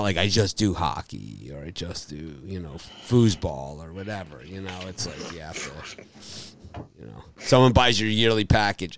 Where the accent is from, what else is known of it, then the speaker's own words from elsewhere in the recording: Miami, Florida, United States; my hometown, Miami, Florida